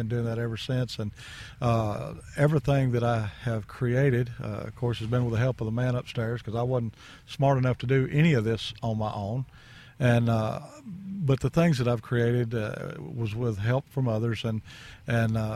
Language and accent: English; Northwest Tennessee, United States; growing up in Northwest Tennessee at that time